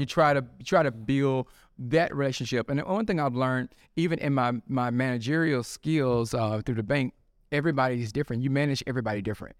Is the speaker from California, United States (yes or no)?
no; Tupelo, Mississippi, United States; moved away as an adult; also born or lived in Memphis area, Tennessee; now in Memphis, United States; I am from Tupelo, Mississippi